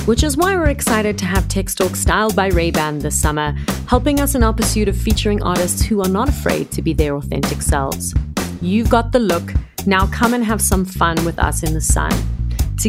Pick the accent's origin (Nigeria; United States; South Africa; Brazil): South Africa; I was born here and I feel more of a connection with South Africa than I do with anywhere else.